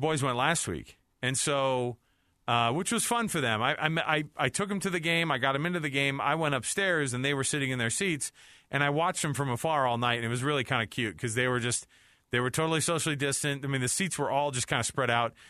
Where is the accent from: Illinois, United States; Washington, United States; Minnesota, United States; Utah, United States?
Utah, United States; we're from Utah